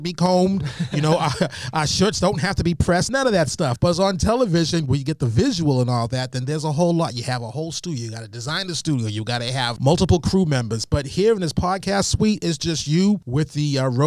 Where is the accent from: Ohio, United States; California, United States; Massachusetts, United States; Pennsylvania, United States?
Massachusetts, United States; Malden; also born or lived in Albany, Georgia; When I was growing up in Malden